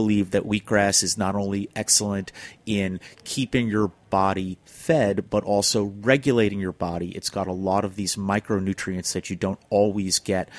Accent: New York City, New York, United States; also born or lived in California; I'm a city boy. I grew up in Flushing

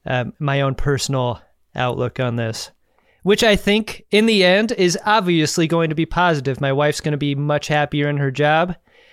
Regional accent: Seattle, Washington, United States; moved away as an adult; My family moved around when I was very young, but once we settled in Seattle

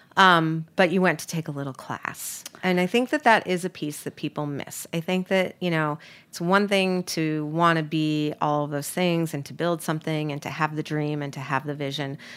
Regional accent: New York, United States; I'm from New York

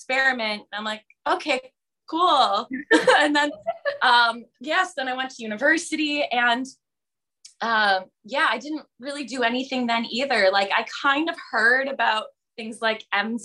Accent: Ontario, Canada; I am originally from Canada. I grew up in Ontario.

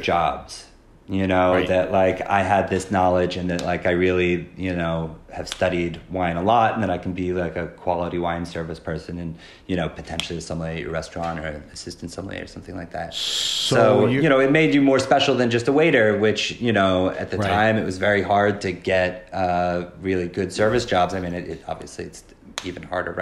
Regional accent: Philadelphia, Pennsylvania, United States; moved away as an adult; now in New York, United States; I grew up in Philadelphia

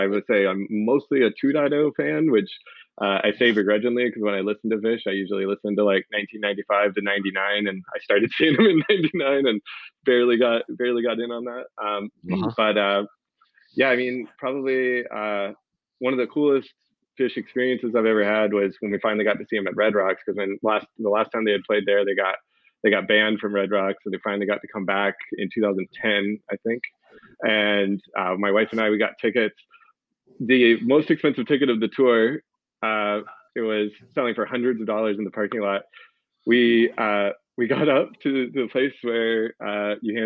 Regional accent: North Carolina, United States; I grew up in North Carolina, so a lot of my stories are East Coast based

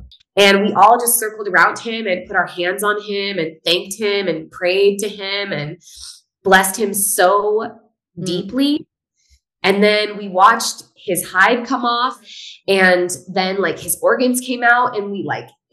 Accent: Northern California, United States; So I grew up in a hunting family. I'm from Northern California

